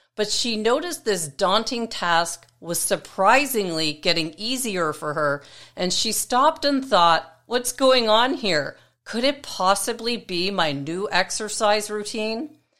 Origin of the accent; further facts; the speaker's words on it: Toronto, Ontario, Canada; in the city of North York, where I grew up in Toronto, Canada